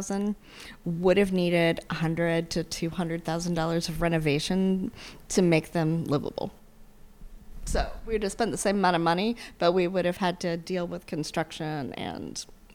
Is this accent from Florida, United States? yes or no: yes; Alachua, Florida, United States; born there; also born or lived in Sarasota / Tallahassee; now in Tampa, United States; I was born in Alachua, Florida, and then Sarasota, and then Tallahassee, and now Tampa.